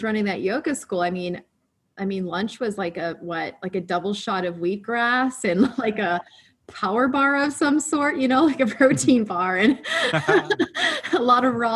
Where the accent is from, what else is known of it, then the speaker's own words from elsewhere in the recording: Chicago suburbs, Illinois, United States; I come from an Italian family. We're from the Chicago suburbs